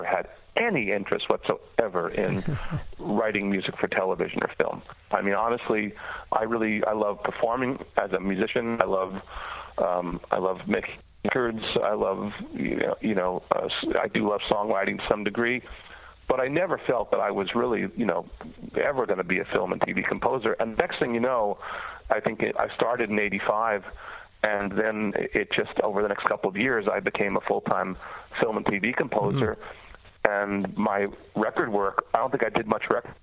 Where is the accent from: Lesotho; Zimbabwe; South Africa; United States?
United States; New York; moved away as an adult; also born or lived in Toronto, Canada; now in Nashville, United States; I'm from New York originally, but I moved to Toronto